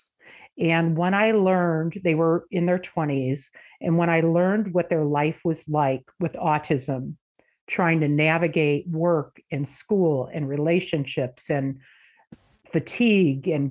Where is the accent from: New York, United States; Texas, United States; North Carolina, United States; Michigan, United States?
Michigan, United States; moved away; I am originally from Michigan. Moved out here in the 90s